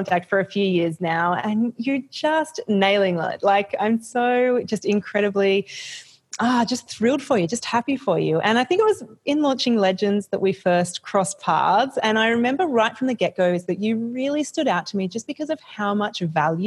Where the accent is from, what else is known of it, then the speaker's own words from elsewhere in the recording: Byron Bay, New South Wales, Australia; my hometown of Byron Bay